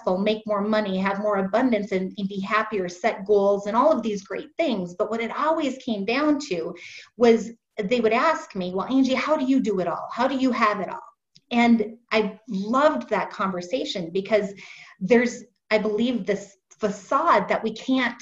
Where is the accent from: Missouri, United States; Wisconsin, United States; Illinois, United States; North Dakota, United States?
North Dakota, United States; Fargo; I'm originally from Fargo, North Dakota. I'm sure you haven't met many people from there, but I was born there, raised there